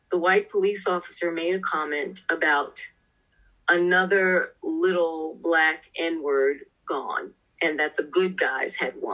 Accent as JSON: {"language": "English", "town": "New York City", "region": "New York", "country": "United States", "tie": "born or raised there", "said": "Well, I was raised in a section of New York City called South Jamaica, Queens."}